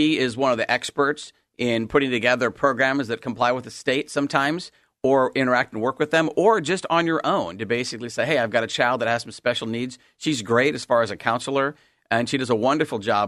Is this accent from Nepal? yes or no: no; Salem, Oregon, United States; I was born and raised in Salem, Oregon